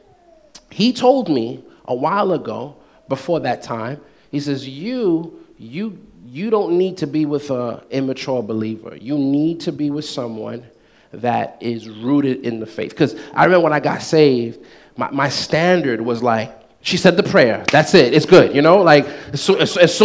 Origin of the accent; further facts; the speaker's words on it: United States; I'm Black American too, because I was born in this country, but I came from a Haitian background.